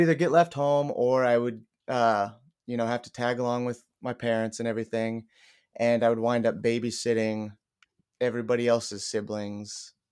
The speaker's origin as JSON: {"language": "English", "town": "Kansas City", "country": "United States", "said": "I'm from Kansas City"}